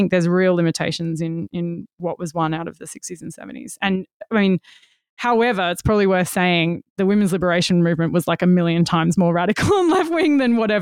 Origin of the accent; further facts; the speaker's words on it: Western Australia, Australia; I'm from Western Australia